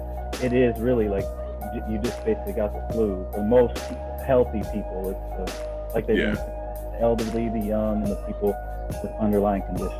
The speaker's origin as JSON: {"language": "English", "town": "Houston", "region": "Texas", "country": "United States", "moved": "yes", "lives_now": "San Diego, United States", "said": "I know Erica from the past. I'm from Houston, living here in San Diego"}